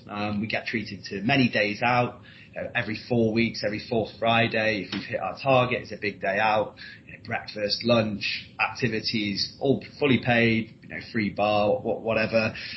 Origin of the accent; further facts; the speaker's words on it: Leeds, Yorkshire and the Humber, United Kingdom; moved away as an adult; also born or lived in Newcastle; I'm from Leeds originally, but I did a four-year modern languages degree at Newcastle University